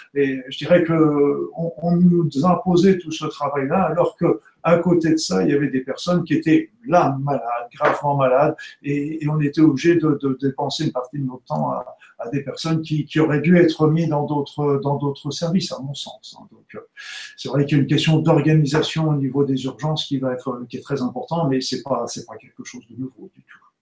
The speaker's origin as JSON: {"language": "French", "region": "Normandy", "country": "France", "tie": "born or raised there", "said": "je suis né en Normandie il y a pas longtemps maintenant"}